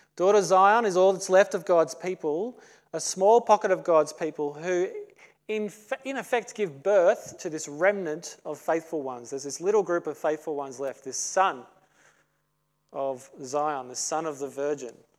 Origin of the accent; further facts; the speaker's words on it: Australia; As an Aussie